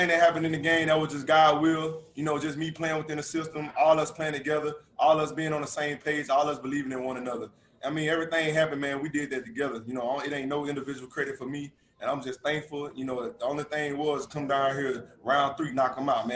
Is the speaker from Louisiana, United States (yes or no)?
yes; Louisiana, United States; I'm from mm-hmm. Louisiana. I went to LSU. You know, I watched the Saints growing up.